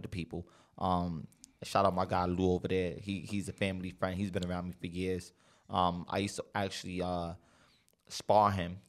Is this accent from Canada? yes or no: no; San Miguelito, Panama; I came from San Miguelito